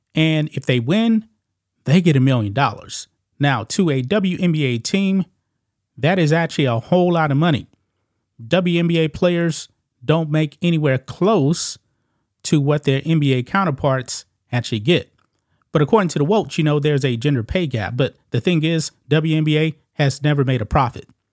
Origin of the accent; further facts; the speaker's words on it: Beaumont, Texas, United States; my hometown of Beaumont, Texas